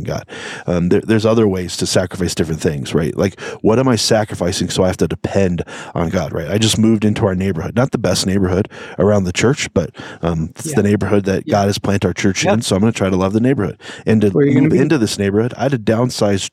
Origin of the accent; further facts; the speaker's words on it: United States; We're American people